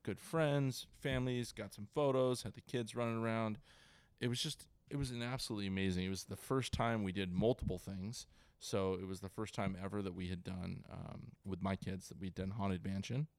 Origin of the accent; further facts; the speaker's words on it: Ventura, California, United States; now in San Diego, United States; I grew up in Ventura, Ventura County